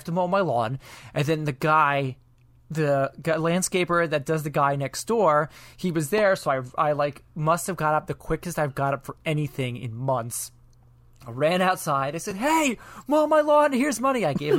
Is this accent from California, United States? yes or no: no; New York, United States; aunt was telling me, she's like, you have a very non-distinct dialect where people won't think that I'm from New York.